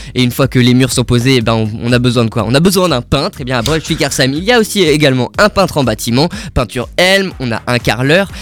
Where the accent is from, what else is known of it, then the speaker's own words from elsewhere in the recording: Strasbourg, Grand Est, France; en tant que Strasbourgeois